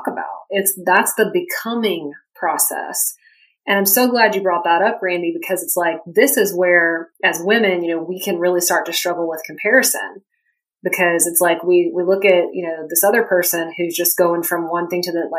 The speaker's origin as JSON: {"language": "English", "region": "the South", "country": "United States", "said": "I'm from the South, I grew up in a family that hunts"}